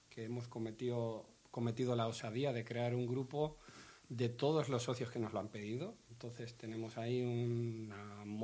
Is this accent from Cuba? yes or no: no; Valladolid, Castile and León, Spain; es mi tierra de Valladolid.